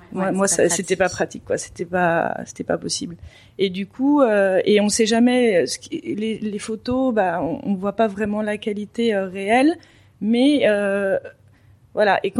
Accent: Paris, Île-de-France, France; moved away as an adult; also born or lived in Denmark / Belgium; now in Dubai, United Arab Emirates; euh, je suis française et je viens de Paris, du 6e arrondissement.

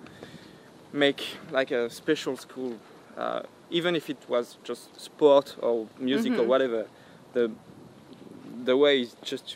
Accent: Caen, Normandy, France; English is a second language; moved away as an adult; now in Paris, France; Normandy, exactly. I'm from a small town called Caen

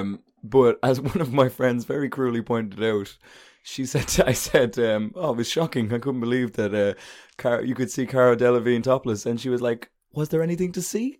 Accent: Ireland; I'm an Irishman

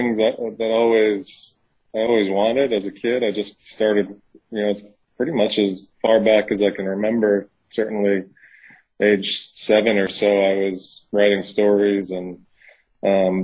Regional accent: New York, United States; now in Mississippi, United States; I'm from New York. I live in Mississippi

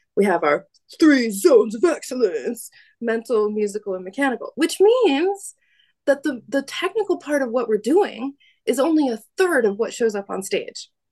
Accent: United States; now in Paris, France; I am American

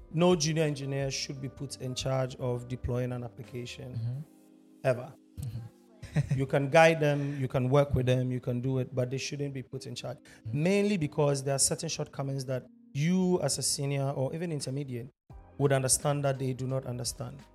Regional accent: Ghana; half Ghanaian, half German, born and raised in Ghana. Lived my entire life here, so I consider myself Ghanaian every day, all day

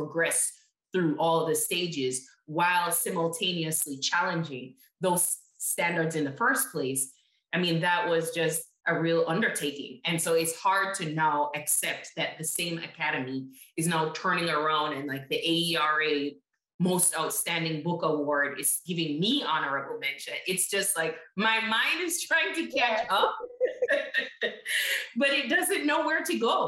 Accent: Jamaica; moved away as an adult; now in United States; I grew up in Jamaica and came back to the States at 18

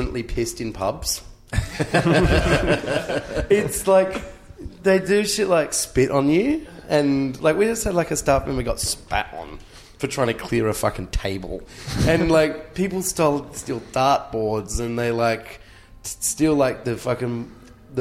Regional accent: Australia; I'm really proud of being Australian.

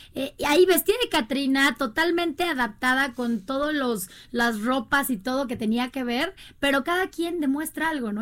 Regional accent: Querétaro, Mexico; yo soy queretana

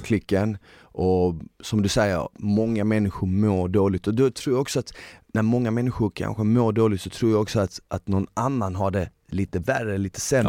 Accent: Malmö, Skåne, Sweden; jag växte upp i Malmö i delar som var liksom lite sjaskiga

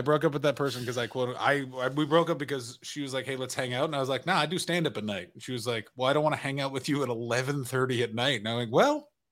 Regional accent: Ottawa, Ontario, Canada; my hometown of Ottawa, Ontario, Canada

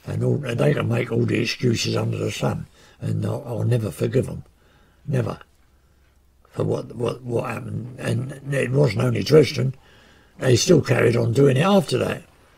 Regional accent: United Kingdom; I just felt ashamed of being British.

